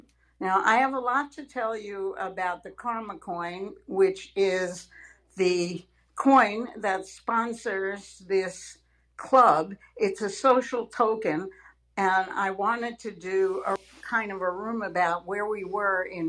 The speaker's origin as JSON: {"language": "English", "region": "Arizona", "country": "United States", "said": "I come from Arizona, where there are a great many conservative people"}